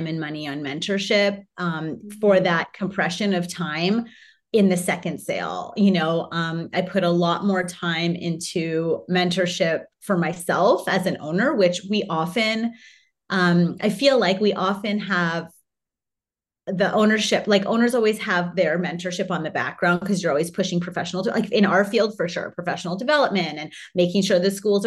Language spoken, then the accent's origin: English; Canada; My husband's Hawaiian, I'm Canadian, the kids are dual.